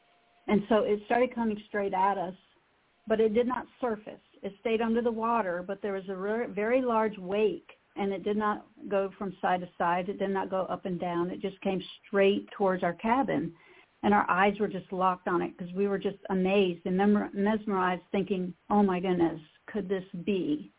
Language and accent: English; United States; Yes, I grew up on Lake Champlain, and Lake Champlain actually borders the states of New York and Vermont. And so my dad had a cabin on the lake, and so that's where I spent my summers.